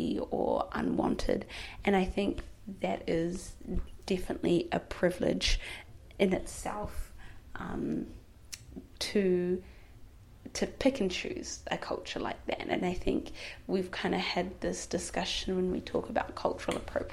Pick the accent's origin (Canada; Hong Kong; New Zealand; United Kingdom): New Zealand; as a, you know, black Muslim girl growing up in New Zealand, in Aotearoa, I grew up being told that my culture is weird